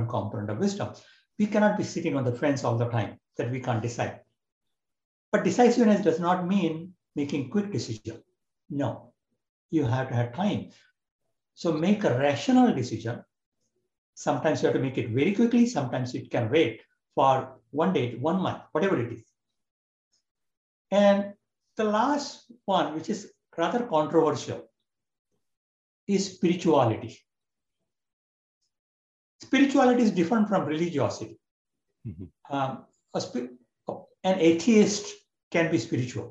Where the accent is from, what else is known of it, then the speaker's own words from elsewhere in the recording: India; moved away as an adult; now in United States; I was born and brought up in India